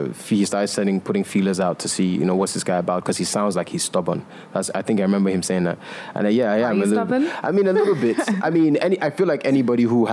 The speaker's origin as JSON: {"language": "English", "country": "Nigeria", "said": "I am Nigerian and I'm African"}